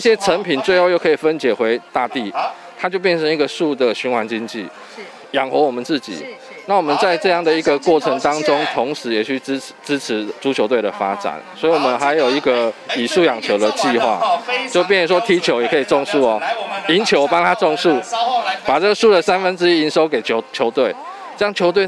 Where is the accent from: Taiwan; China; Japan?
Taiwan; Taitung, Taitung County; 那我是台东人，所以那个自然的环境是我们印象中很重要的回忆